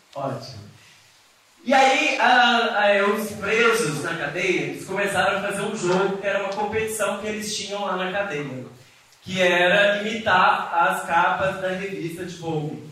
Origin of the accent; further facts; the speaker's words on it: Coronel Fabriciano, Minas Gerais, Brazil; moved away as an adult; also born or lived in Buenos Aires; eu sou de Coronel Fabriciano, Roça, quem não conhece por aí, Patinga, do lado de Patinga, né, Vale do Aço. Estudei escola católica a vida inteira